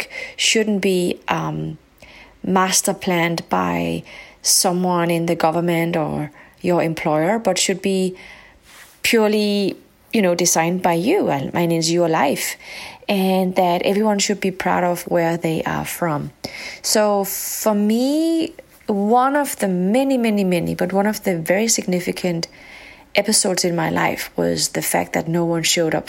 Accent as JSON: {"language": "English", "country": "Denmark", "tie": "born or raised there", "also_born_or_lived": "Morocco", "said": "When I grew up, I was living in a very white community in a small country up north called Denmark."}